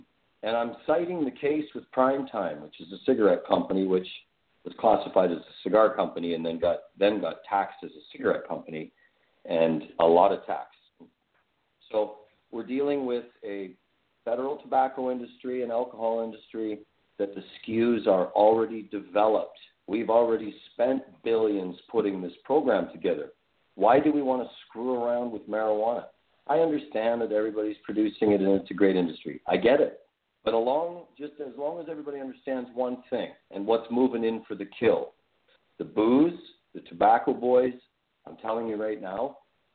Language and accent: English; British Columbia, Canada; also born or lived in Alberta; I was born in Alberta, but lived in British Columbia my whole life